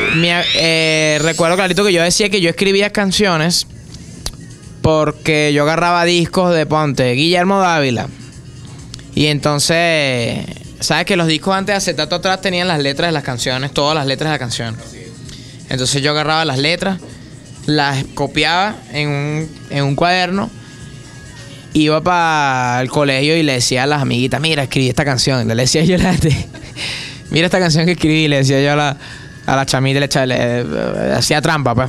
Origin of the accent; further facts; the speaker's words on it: Caracas, Capital District, Venezuela; me crié en el Valle, me crié